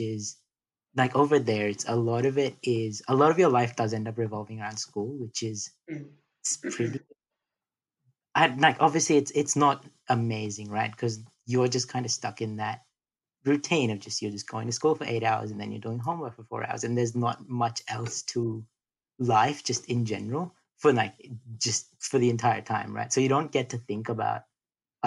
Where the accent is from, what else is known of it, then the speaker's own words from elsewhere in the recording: Delhi, India; first language Hindi and English; now in Australia; I was born in Delhi, so North India. And I was born actually in a small town, and then we moved pretty quickly to Delhi